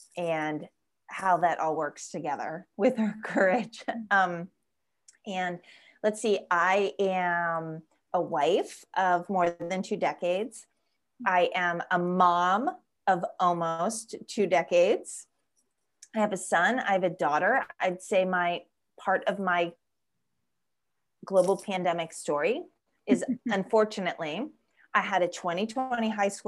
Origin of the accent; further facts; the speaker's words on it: Florida, United States; but I am actually originally from South Florida. I was born in the Florida Keys. So that's pretty unique. Not many people are from the Florida Keys, and that makes me a conch.